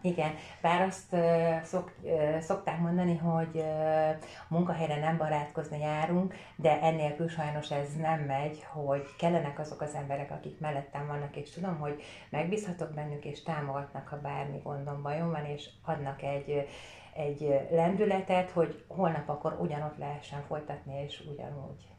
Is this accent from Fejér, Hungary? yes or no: yes; Vértesacsa, Fejér, Hungary; also born or lived in Székesfehérvár; majdnem teljes fiús környezetben nőttem fel, ott, ahol laktam, annak idején Vértesacsán